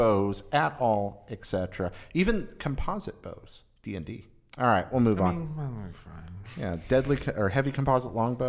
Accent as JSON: {"language": "English", "region": "North Carolina", "country": "United States", "tie": "born or raised there", "said": "See, I grew up in North Carolina."}